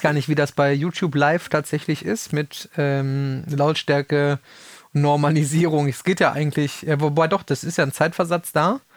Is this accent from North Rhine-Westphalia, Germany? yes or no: yes; Kreis Soest, North Rhine-Westphalia, Germany; ich komme ja aus dem, aus dem Kreis Soos gebürtig